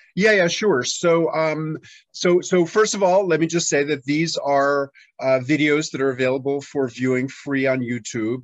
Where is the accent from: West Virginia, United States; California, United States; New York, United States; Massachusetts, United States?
New York, United States; New York City; moved away as an adult; now in Tennessee, United States; in 1993 I moved from my hometown of New York City to rural Tennessee